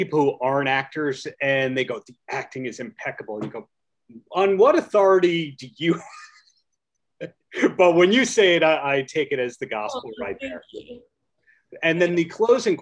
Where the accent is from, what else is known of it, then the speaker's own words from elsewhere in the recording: Long Island, New York, United States; I'm from Long Island